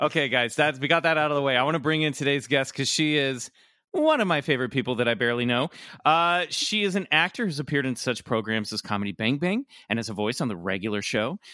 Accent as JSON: {"language": "English", "region": "Kansas", "country": "United States", "tie": "born or raised there", "said": "a kid who grew up in Kansas"}